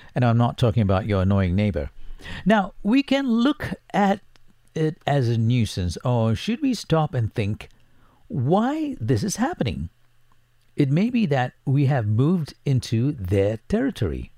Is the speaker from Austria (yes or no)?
no; Singapore; Singapore blood runs through my veins as I was born in Singapore.